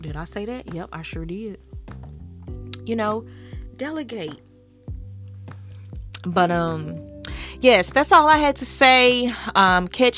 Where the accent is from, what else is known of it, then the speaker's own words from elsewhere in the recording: the South, United States; accent: southern; My southern accent